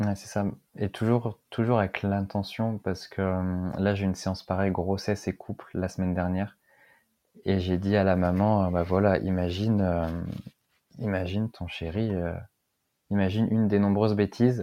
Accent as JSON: {"language": "French", "town": "Lille", "region": "Hauts-de-France", "country": "France", "also_born_or_lived": "south of Rennes", "moved": "as an adult", "lives_now": "Rennes, France", "said": "Je suis originaire de Lille, mais je suis venu en Bretagne par amour."}